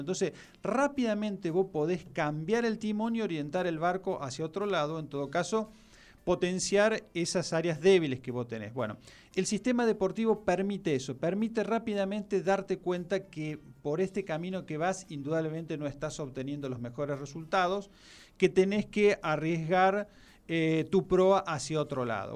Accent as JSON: {"language": "Spanish", "country": "Argentina", "said": "Argentina, no por algo eh, somos"}